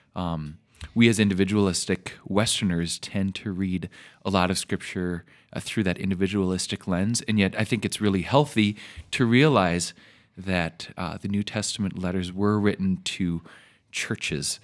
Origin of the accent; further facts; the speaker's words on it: Minnesota, United States; moved away as an adult; also born or lived in Iowa; I grew up in Minnesota